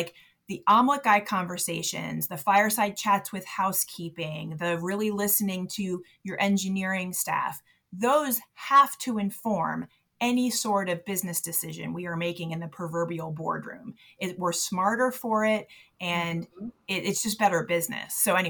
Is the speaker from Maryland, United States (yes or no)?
yes; Baltimore, Maryland, United States; I was born and raised in Baltimore to a basketball coach who coached in the inner city. So I grew up as like a little white girl in a bunch of black gyms in Baltimore.